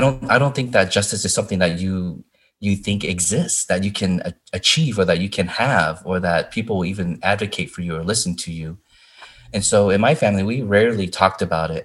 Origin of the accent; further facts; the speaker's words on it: Indiana, United States; growing up in Indiana